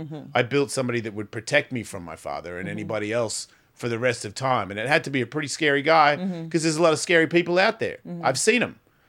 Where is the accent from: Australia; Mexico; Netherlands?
Australia; accent: Australian; moved away; it's like my accent. I haven't lived in Australia for 30 years. Why do I sound like this? Because that's where I grew up.